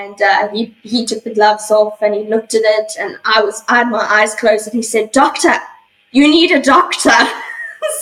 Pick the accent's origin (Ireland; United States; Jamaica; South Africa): South Africa; also born or lived in Johannesburg, South Africa; now in Perth, Australia; I'm originally from South Africa. I was born in Johannesburg, which is one of the big cities down there. And as a young child, I grew up basically on my family's game reserve.